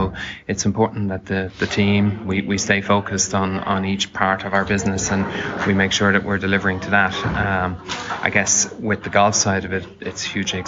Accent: Dublin, Leinster, Ireland; moved away as an adult; I'm from Dublin, and home is home

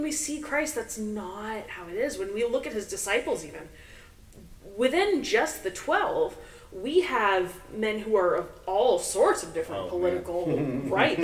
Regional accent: United States; as Americans

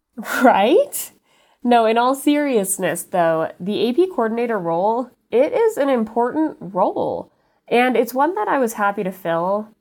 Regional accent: Utah, United States; born or raised there; also born or lived in Los Angeles, California

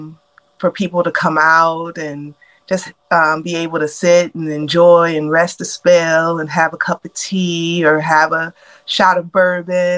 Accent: Detroit, Michigan, United States; also born or lived in Atlanta, Georgia; now in Georgia, United States; I'm originally from Detroit, Michigan

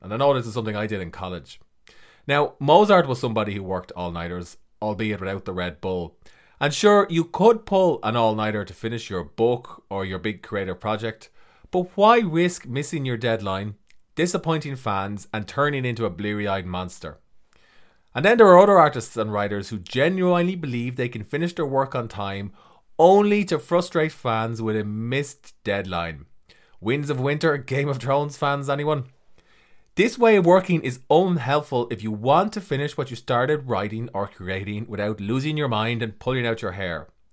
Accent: Ireland; I'm an author from Ireland.

